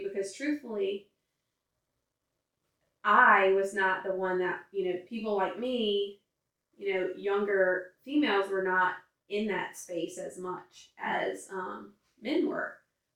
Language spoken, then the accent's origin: English; Baton Rouge, Louisiana, United States; also born or lived in Central, Louisiana; I grew up in Central and Baton Rouge.